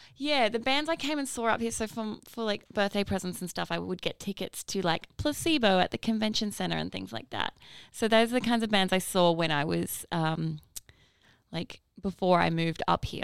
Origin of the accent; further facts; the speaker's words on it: Northern Rivers, New South Wales, Australia; now in Brisbane, Australia; I'm from New South Wales.